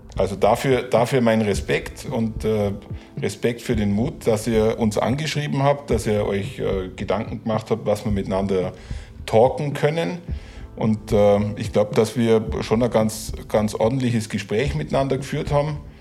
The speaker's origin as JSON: {"language": "German", "area": "Allgäu", "region": "Bavaria", "country": "Germany", "said": "Ich bin totaler Südländer als Allgäuer"}